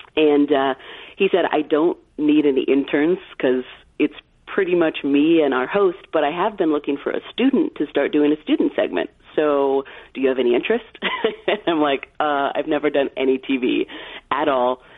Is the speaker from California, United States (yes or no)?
yes; California, United States; I grew up in California